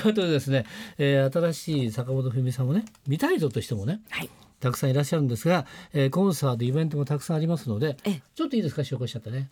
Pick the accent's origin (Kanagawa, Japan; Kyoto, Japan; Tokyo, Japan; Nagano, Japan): Nagano, Japan; 長野私の地元ですから